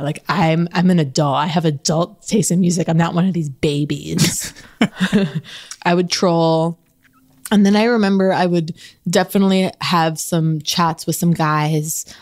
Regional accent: Los Angeles, California, United States; growing up in Los Angeles

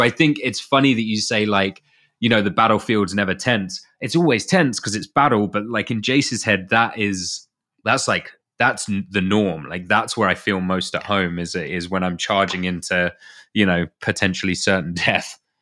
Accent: United Kingdom; being British

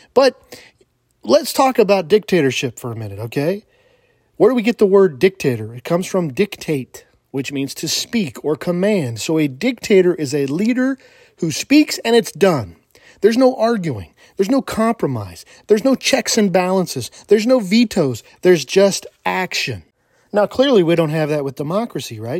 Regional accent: California, United States; moved away; I was from California.

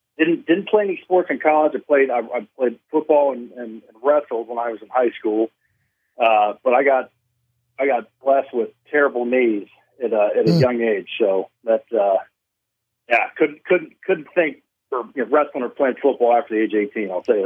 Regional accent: Johnstown, Ohio, United States; I'm born and raised in Central Ohio. I grew up in a little town, Johnstown, Ohio, just east of Columbus. So I'm a Buckeye

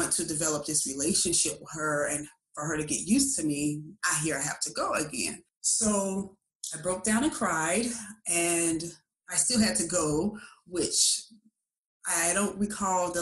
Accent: Chicago, Illinois, United States; moved away as an adult; growing up in Chicago

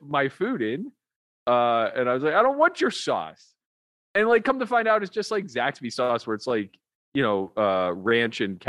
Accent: Pittsburgh, Pennsylvania, United States; I'm from Pittsburgh, like the land of ketchup.

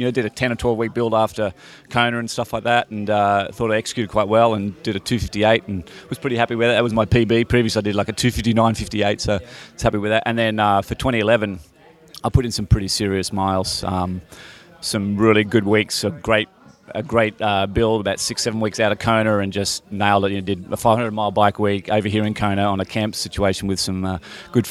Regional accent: Sydney, New South Wales, Australia; my was a schoolboy cross country type guy back, you know, growing up in Sydney

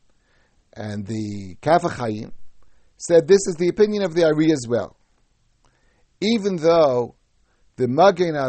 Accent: United States; when I was young, growing up in America

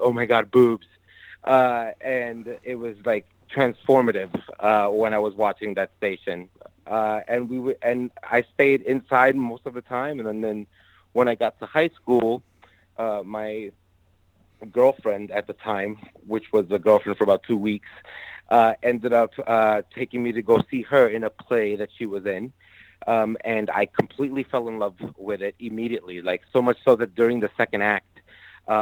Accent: New York City, New York, United States; moved away as an adult; also born or lived in Yonkers, New York / Long Island, New York; now in Chicago, United States; I was born and raised in the Bronx in New York City. I was there all throughout high school. I was just north of the Bronx in Yonkers in high school.

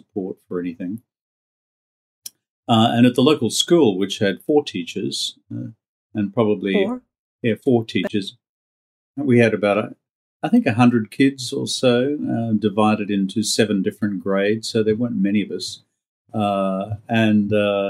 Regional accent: rural Queensland, Australia; moved away as an adult; also born or lived in New York, United States; the farm that I grew up on in rural Queensland

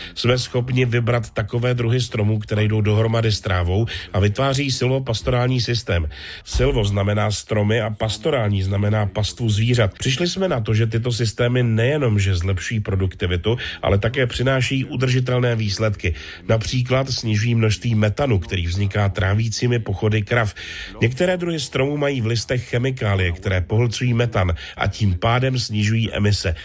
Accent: Colombia; v zemi, odkud pocházím a kde žiju, v Kolumbii

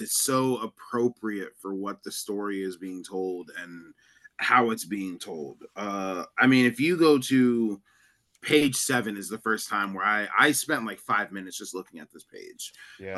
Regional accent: New York, United States; I'm technically a New Yorker

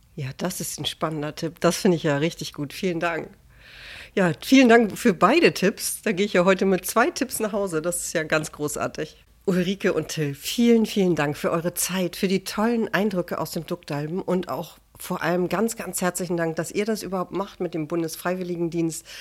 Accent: Hamburg, Germany; als ja, Hamburgerin

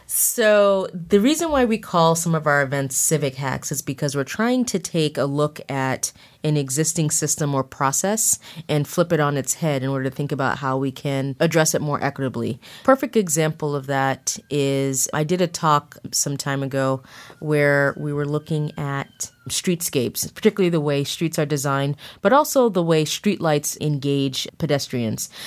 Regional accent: Boston, Massachusetts, United States; I grew up in Mattapan, which is a, a neighborhood of Boston, southern tip of Boston.

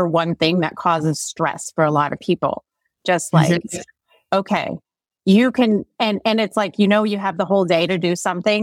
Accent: Connecticut, United States; I'm from Connecticut originally

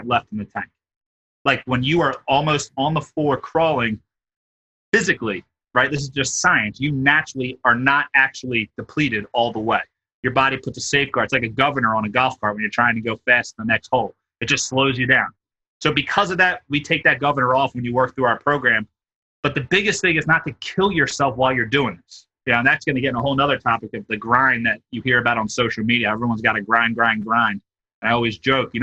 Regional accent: Philadelphia, Pennsylvania, United States; I'm from Philly

